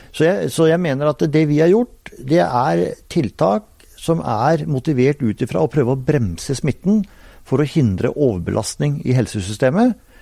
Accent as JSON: {"language": "Norwegian", "region": "Telemark", "country": "Norway", "said": "der jeg kommer fra, på Hardangervidda i Telemark"}